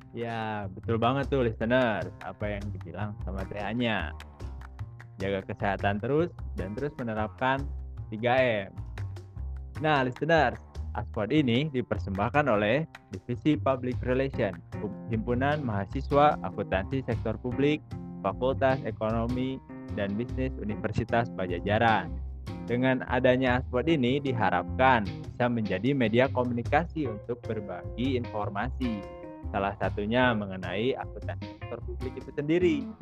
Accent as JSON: {"language": "Indonesian", "town": "Bandung", "region": "West Java", "country": "Indonesia", "tie": "born or raised there", "said": "Aku di Bandung. Aku orang Bandung asli teh."}